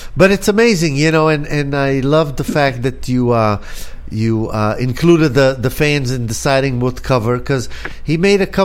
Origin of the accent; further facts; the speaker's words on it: Tel Aviv, Tel Aviv District, Israel; moved away as an adult; I'm from Tel Aviv, actually, and I came here in 1976. So I've been here 40 years.